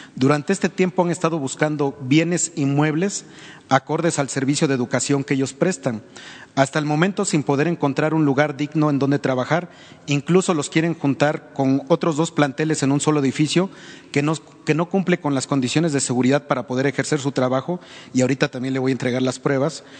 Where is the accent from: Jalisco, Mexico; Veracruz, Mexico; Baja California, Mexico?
Veracruz, Mexico; yo soy originario de Veracruz